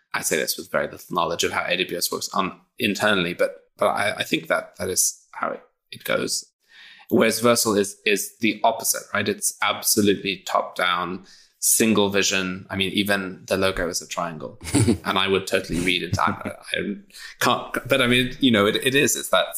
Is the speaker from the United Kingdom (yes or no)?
yes; England, United Kingdom; Absolutely. I mean, I am also British, but yes.